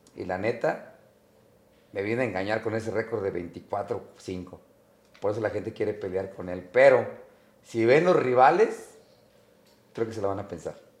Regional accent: Mexico; soy de México

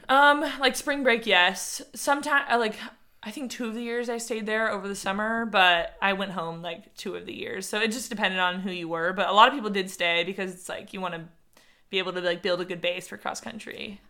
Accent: San Diego, California, United States; I grew up in San Diego.

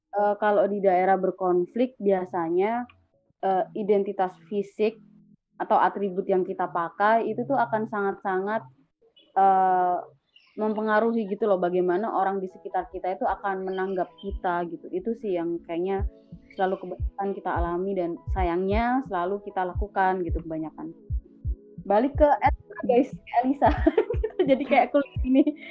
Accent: Java, Indonesia; aku Jawa tapi aku bukan kayak Jawa yang kalian kenal

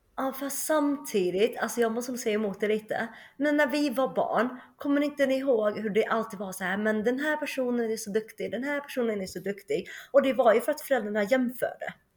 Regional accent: Sweden; moved away as an adult; also born or lived in Shenyang, China / Germany / United States / China; flyttade till Sverige när jag var två Eh, och växte upp i Uppsala och sen Höganäs

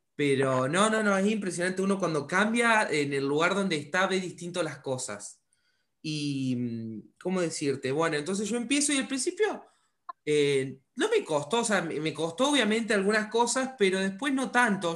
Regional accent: Córdoba, Argentina; yo también soy de Córdoba, o sea, al lado, estoy al sur de Córdoba

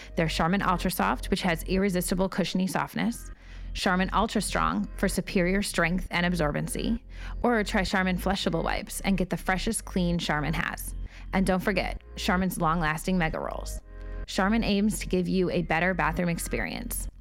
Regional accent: Michigan, United States; moved away as an adult; also born or lived in Los Angeles, United States; I was raised in Michigan

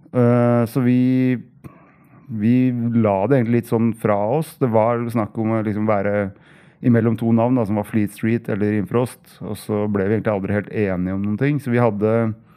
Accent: Hamar, Innlandet, Norway; moved away; also born or lived in Oslo; jeg er fra Hamar

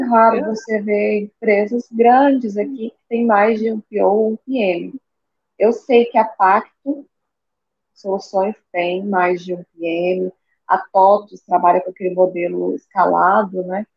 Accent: Goiânia, Goiás, Brazil; eu sou de Goiânia

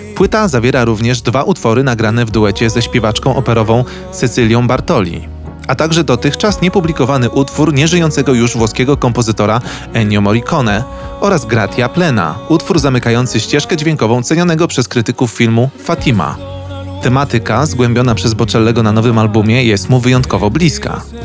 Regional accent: Wołomin, Masovian Voivodeship, Poland; ja jestem z Wołomina, który ma tam z 30 tysięcy, ale jest bardzo blisko Warszawy

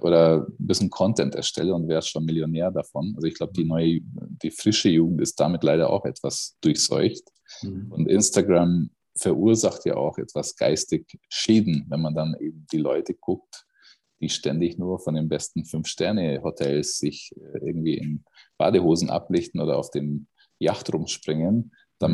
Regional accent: Miskolc, Borsod-Abaúj-Zemplén, Hungary; moved away; aus Mischkolz. Das ist meine Geburtsstadt äh, im, im Osten von Ungarn

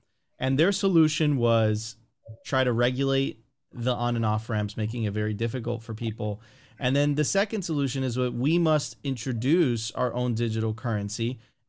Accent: Venezuela; In Eastern Europe, myself, I'm originally from Venezuela, right? You smell that and you're like, oh my God, I've seen this before.

